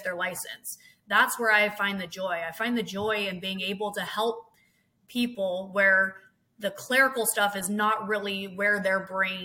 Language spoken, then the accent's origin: English; Hillsboro, Oregon, United States; I was born and raised in Oregon, Hillsboro